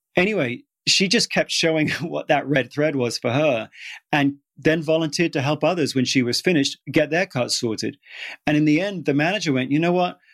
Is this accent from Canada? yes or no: no; United Kingdom; moved away; I'm British